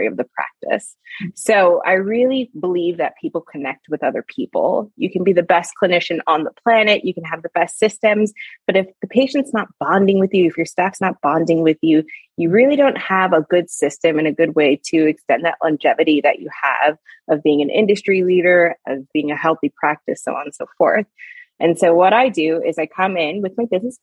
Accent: Long Island, New York, United States; I'm a Long Island girl

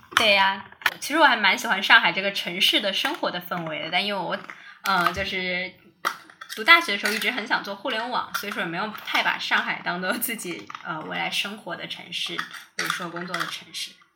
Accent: Chongqing, China; also born or lived in Hangzhou; now in Beijing, China; 那可能我家乡有个很好的机会，重庆有个很好的机会

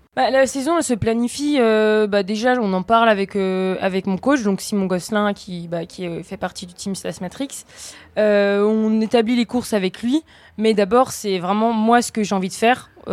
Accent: Vosges, Grand Est, France; now in Savoie, France; je suis originaire des Vosges. Et euh, ça fait quelques années que j'habite en Savoie, euh, en dessous Courchevel

